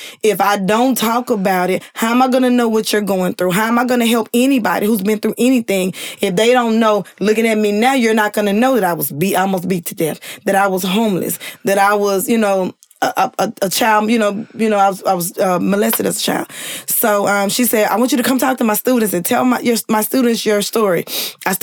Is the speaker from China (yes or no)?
no; Louisiana, United States; I'm from Louisiana, so I know a lot of the Cash Money people personally.